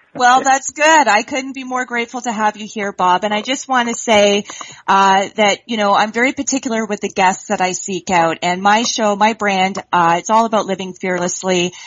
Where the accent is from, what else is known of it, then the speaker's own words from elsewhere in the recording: Canada; being from uh, Canada myself, although I'm in the province of Ontario